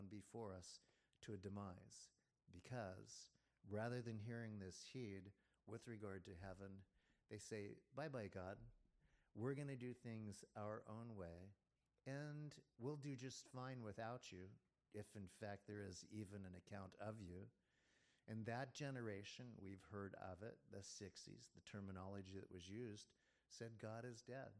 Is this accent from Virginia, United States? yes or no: yes; Virginia, United States; I was born in Virginia.